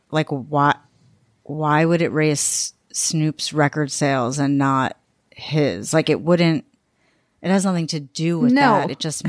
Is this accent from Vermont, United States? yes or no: no; Syosset, New York, United States; Like I'm from Long Island too.